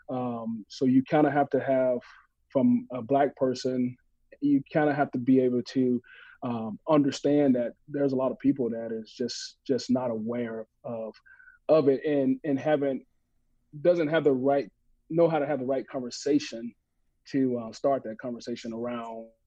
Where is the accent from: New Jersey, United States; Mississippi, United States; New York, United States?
Mississippi, United States; growing up in Mississippi